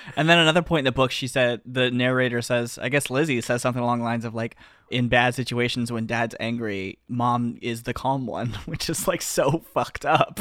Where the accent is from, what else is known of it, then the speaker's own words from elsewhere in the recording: the South, United States; I'm from the South.